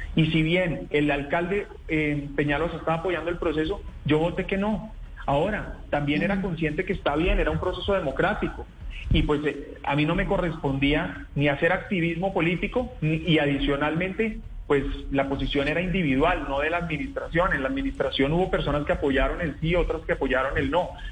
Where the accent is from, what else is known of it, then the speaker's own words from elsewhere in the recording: Colombia; como colombianos